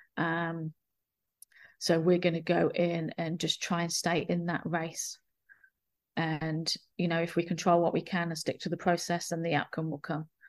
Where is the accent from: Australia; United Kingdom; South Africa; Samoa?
United Kingdom; England; now in New Zealand; I consider, I consider my, New Zealand my home, but I'm from England